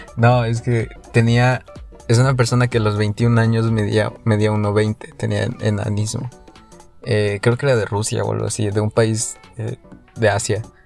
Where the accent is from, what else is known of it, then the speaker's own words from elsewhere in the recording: Mexico; Yo soy promedio. Soy el promedio mexicano.